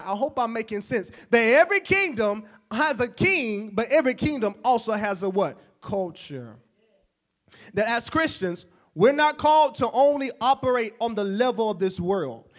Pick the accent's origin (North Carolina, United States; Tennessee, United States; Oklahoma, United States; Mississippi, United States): Mississippi, United States; Oxford; I'm from Oxford. It's not too far from here.